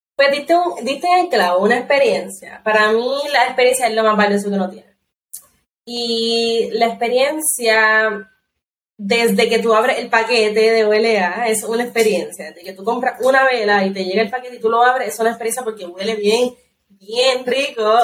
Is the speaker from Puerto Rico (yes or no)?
yes; Puerto Rico